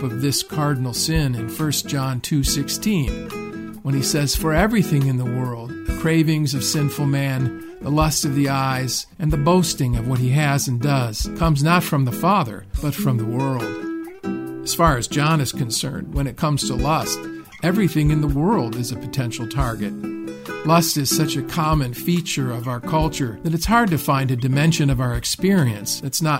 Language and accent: English; Rust Belt of the Midwest, United States; I was just a kid growing up in the Rust Belt of the Midwest